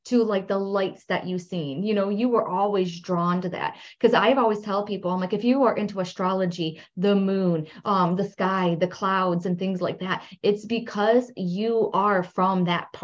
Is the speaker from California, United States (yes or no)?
no; Michigan, United States; I'm from Michigan